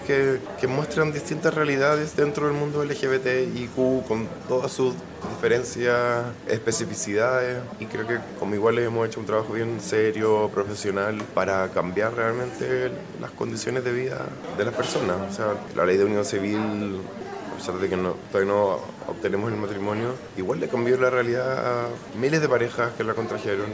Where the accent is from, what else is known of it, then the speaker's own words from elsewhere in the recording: Chile; como chilenos